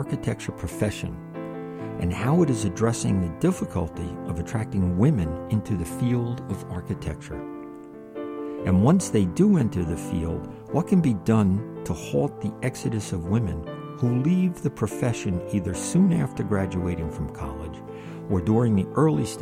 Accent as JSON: {"language": "English", "region": "New Jersey", "country": "United States", "said": "New Jersey, my home state"}